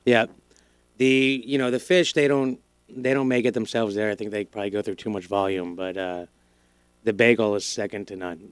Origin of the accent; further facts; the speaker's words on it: Broward, Florida, United States; also born or lived in Miami / New York; I grew up in Broward until I was ten